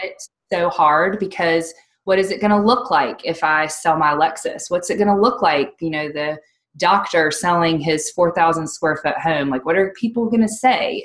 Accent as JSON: {"language": "English", "region": "North Carolina", "country": "United States", "moved": "yes", "lives_now": "Virginia, United States", "said": "we're originally from North Carolina. We love Virginia, um, love living in the mountains"}